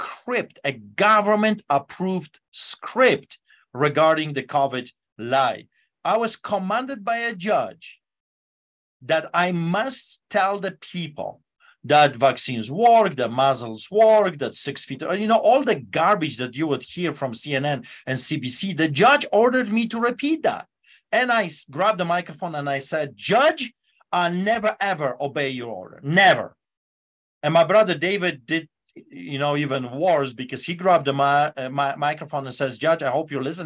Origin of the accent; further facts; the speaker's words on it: Poland; English is a second language; now in Calgary, Canada; growing up under the boots of the Soviets